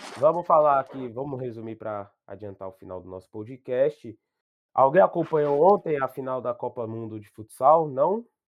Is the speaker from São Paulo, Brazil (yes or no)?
yes; São Paulo, Brazil; minha quebrada do Grajaú